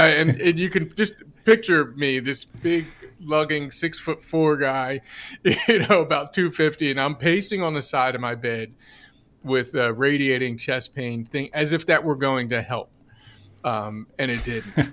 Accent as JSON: {"language": "English", "region": "New Jersey", "country": "United States", "said": "I'm from New Jersey"}